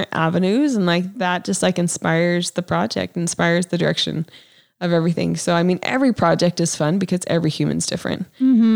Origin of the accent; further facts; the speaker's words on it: Provo, Utah, United States; Provo, my hometown